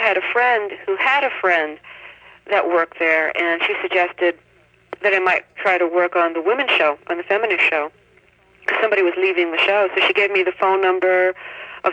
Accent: New York City, New York, United States; moved away; I grew up in New York City

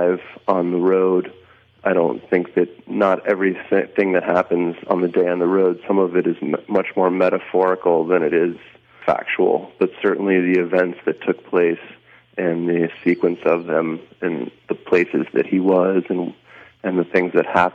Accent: New York, United States; now in Berlin, Germany; Although I live in Berlin, Germany, I'm American from New York, but I live here.

